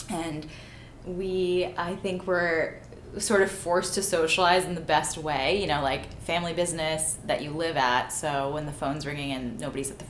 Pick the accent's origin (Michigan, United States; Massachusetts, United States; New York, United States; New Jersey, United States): Massachusetts, United States; the Berkshires; Berkshires in Massachusetts, uh, very quaint little town. I was the first child born in that village without stoplights in 30 years.